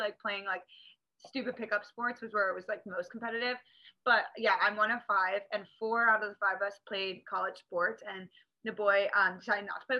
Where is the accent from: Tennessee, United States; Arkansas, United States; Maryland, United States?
Maryland, United States; Northern; now in Newport Beach, United States; So I grew up in Maryland, like Northern Maryland